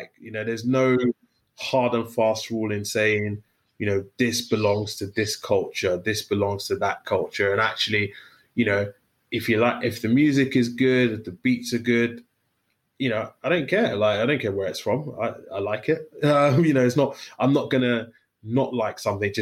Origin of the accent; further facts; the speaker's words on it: London, United Kingdom; also born or lived in Newham / Northern Nigeria; growing up in East London